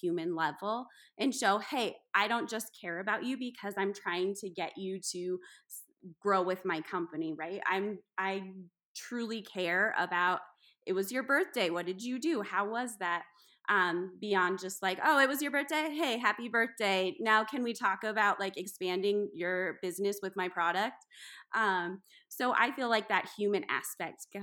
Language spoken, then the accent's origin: English; South Dakota, United States; I'm from South Dakota